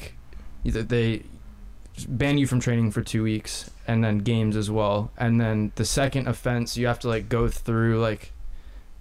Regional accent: United States; accent: American; also born or lived in England

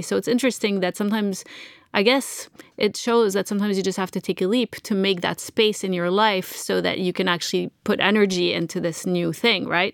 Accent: Montreal, Quebec, Canada; I'm from Montreal

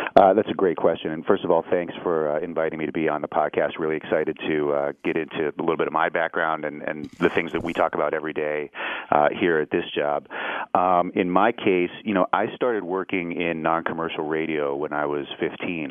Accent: Pittsburgh, Pennsylvania, United States; moved away as an adult; also born or lived in Columbia, Missouri; when I grew up in Pittsburgh, I grew up um, very much in the center city

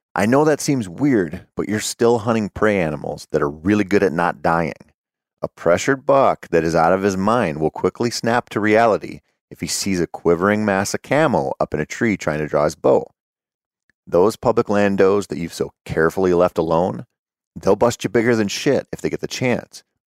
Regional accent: Minnesota, United States; growing up in Minnesota as a bow hunter who sucked at bow hunting

